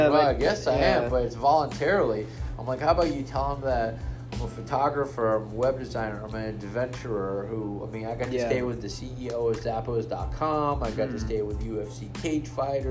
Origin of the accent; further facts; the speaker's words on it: Israel; I'm from Israel.